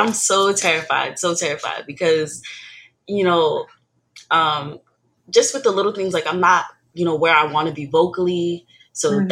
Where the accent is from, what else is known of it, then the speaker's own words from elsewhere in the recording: New York, United States; I'm originally from New York.